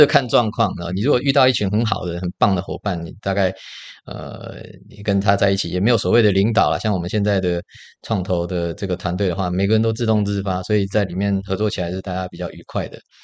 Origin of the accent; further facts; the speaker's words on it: Taiwan; 我们台湾人很喜欢创业啊